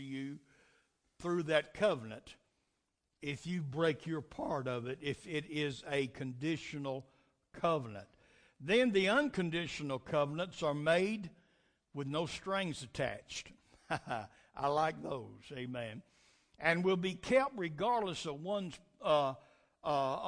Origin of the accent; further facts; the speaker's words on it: United States; we got certain rights as Americans